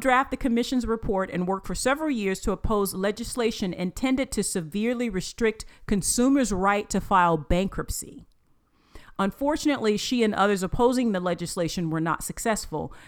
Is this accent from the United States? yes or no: yes; United States; being an American